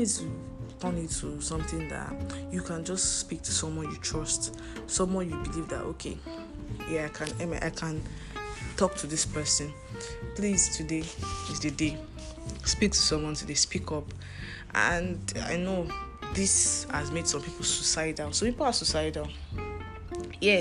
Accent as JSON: {"language": "English", "country": "Nigeria", "said": "As a Nigerian student"}